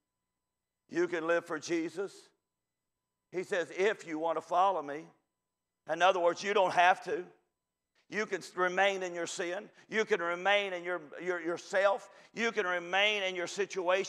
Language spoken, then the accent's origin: English; Kentucky, United States; I'm from Kentucky, if you already couldn't tell